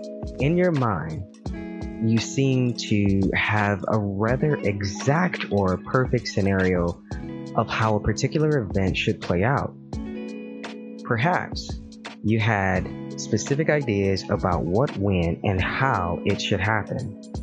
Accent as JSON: {"language": "English", "region": "Michigan", "country": "United States", "tie": "born or raised there", "said": "the lottery here in my state is the same or was close to the same in my home state. And let me tell you, it was not."}